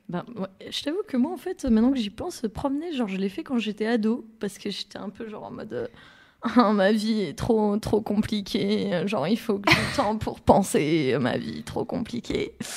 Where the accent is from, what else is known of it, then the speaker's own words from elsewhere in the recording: France; je suis née dans les Pyrénées, euh, donc euh, au sud-sud de la France, vraiment à la frontière de l'Espagne